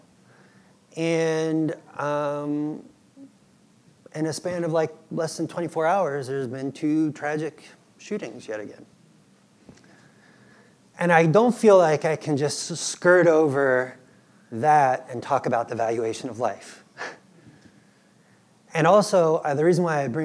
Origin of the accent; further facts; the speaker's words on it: United States; moved away as an adult; also born or lived in Peru; I would be a missionary in my own country